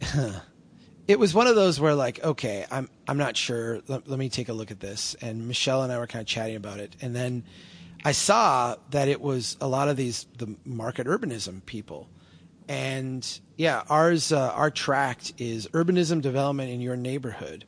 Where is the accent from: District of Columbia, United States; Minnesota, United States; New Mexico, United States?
Minnesota, United States; I'm such a Minnesotan